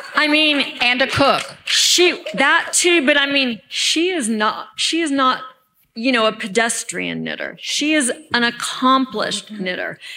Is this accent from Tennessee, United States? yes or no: no; Alabama, United States; I'm from Alabama